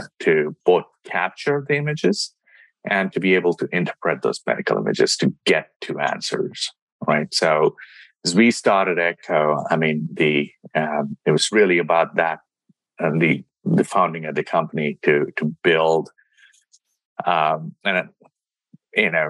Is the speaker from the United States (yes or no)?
no; India; moved away; I grew up in India, with my dad was an entrepreneur and an engineer